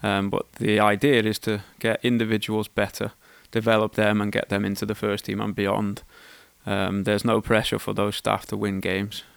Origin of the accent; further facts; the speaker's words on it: Wales, United Kingdom; moved away; also born or lived in England; I was born in England, schooled in Wales